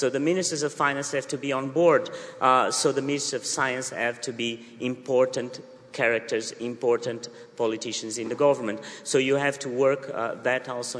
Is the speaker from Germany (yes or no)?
no; southern Portugal, Portugal; moved away as an adult; I come from a poor family from the south of Portugal